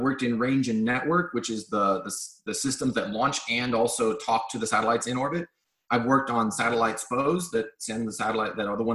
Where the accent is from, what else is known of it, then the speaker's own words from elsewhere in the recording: Los Angeles, California, United States; I grew up in Los Angeles